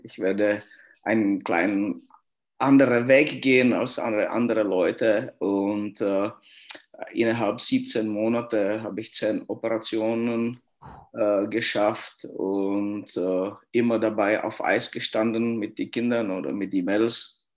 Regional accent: Litvínov, Ústí nad Labem Region, Czechia; German is a second language; moved away as an adult; Ich bin da in Litwinow aufgewachsen und äh, auch geboren hier

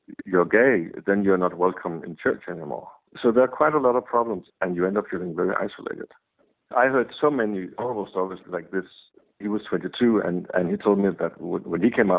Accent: Copenhagen, Capital Region of Denmark, Denmark; I'm from Copenhagen, Denmark

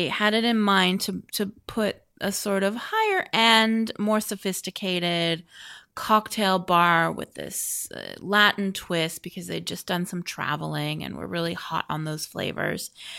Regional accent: Vancouver, British Columbia, Canada; I love Vancouver. Vancouver is my hometown. Vancouver, BC.

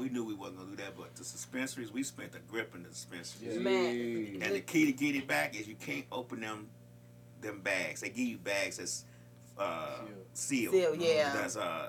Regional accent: Chicago, Illinois, United States; I'm from Chicago

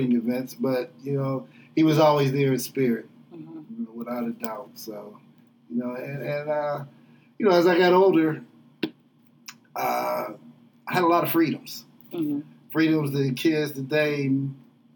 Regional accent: Braddock, Pennsylvania, United States; growing up in Braddock was a treat

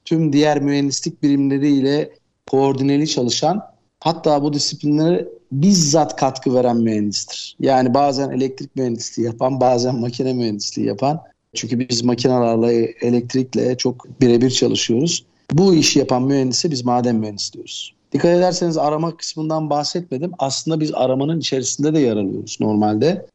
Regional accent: Istanbul, Turkey; also born or lived in South Africa; Ben 1967 İstanbul doğumluyum.

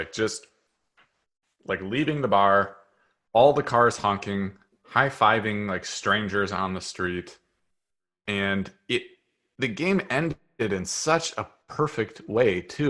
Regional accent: Seattle, Washington, United States; growing up in Seattle, nobody gave two fucks about the Seahawks.

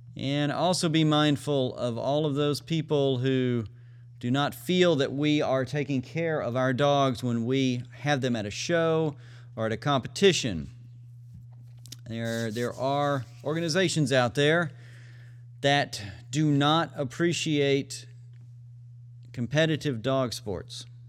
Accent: McGregor, Texas, United States; moved away; McGregor, Texas, the Waco Agility Group, my hometown.

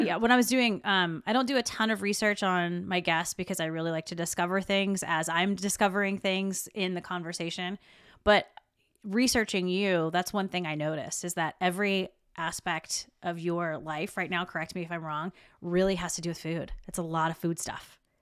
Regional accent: South Carolina, United States; I'm from South Carolina, so we had a lot in our family, bakers and cooks

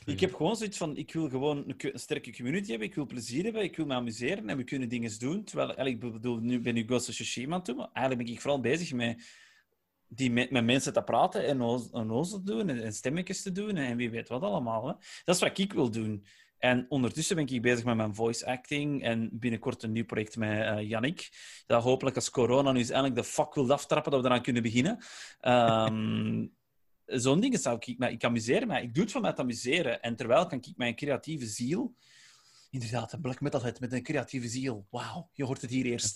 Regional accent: Flanders, Belgium; accent: Flemish; wij zijn wel Vlaams, hè, wij hebben een Vlaams accent

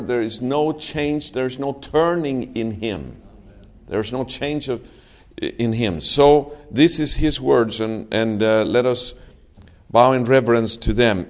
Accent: Sweden; moved away as an adult; now in Israel; I'm from Sweden, but um, me and my family, we have been living in Israel for nine years.

